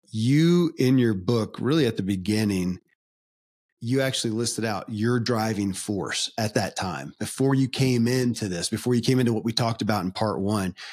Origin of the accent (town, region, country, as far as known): Kentucky, United States; born or raised there